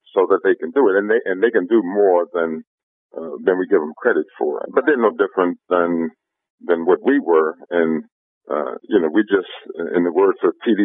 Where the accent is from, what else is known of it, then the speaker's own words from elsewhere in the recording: Cleveland, Ohio, United States; now in Long Beach, United States; I'm from inner city Cleveland